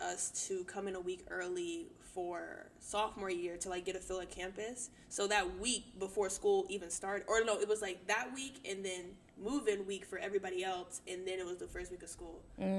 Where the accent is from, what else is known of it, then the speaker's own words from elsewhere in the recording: the South, United States; I'm from the South, people.